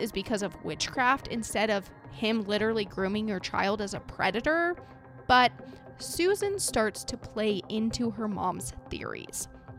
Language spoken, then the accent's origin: English; United States; I grew up in the religion as well. I mean, we're from Utah and Idaho, the two states that are heavily populated Mormon